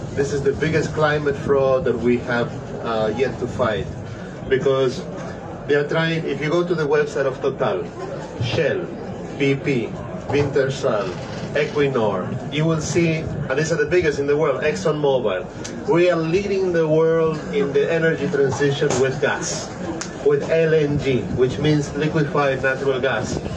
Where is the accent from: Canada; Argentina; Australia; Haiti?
Argentina; I come from Argentina, I'm a scientist